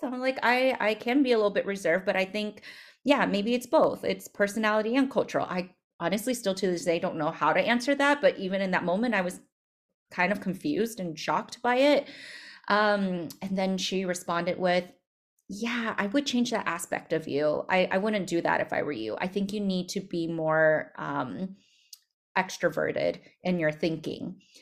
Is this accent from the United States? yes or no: yes; United States; I'm Asian American